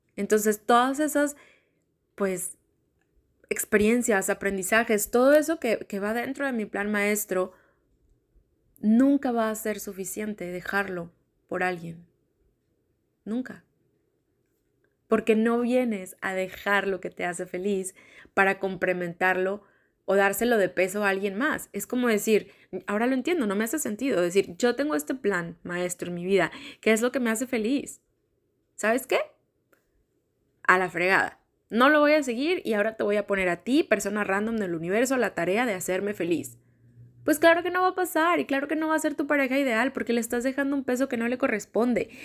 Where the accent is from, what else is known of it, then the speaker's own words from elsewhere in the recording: Monterrey, Nuevo León, Mexico; Como niña, como niña regia, desde chiquita